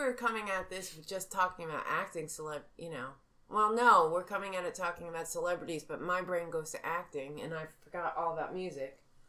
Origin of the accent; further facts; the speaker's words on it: New York, United States; I'm from New York.